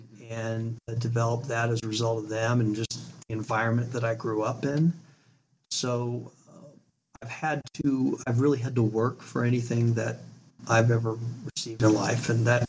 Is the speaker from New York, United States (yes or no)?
no; Arizona, United States; born there; also born or lived in Utah / California; So I was born in Arizona. We moved to Utah, to California, back to Utah, a couple different moves within each of those states.